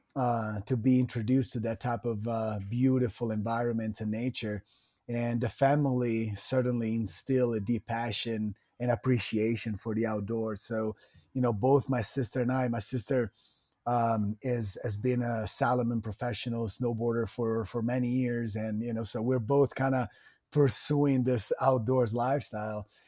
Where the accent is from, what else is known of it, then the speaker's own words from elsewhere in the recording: Italian Riviera, Liguria, Italy; moved away as an adult; also born or lived in Florida, United States; now in United States; I, I was born and raised in Italy